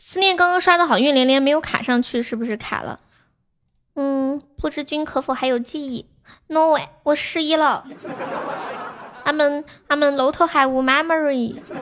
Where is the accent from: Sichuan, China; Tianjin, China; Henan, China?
Tianjin, China; 你听得出来我说话有天津口音吗